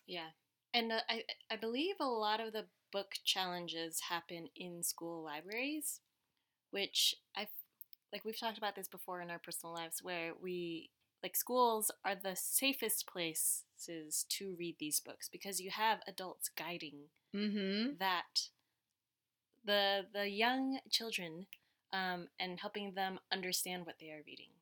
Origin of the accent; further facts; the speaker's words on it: Connecticut, United States; English is a second language; I grew up in Connecticut